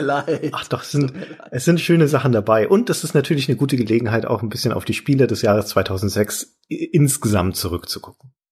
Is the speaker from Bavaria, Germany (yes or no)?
yes; Franconia, Bavaria, Germany; bei uns in Franken